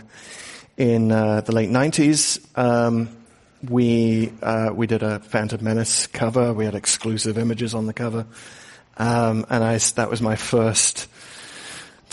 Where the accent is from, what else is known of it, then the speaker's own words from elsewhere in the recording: England, United Kingdom; moved away; growing up in England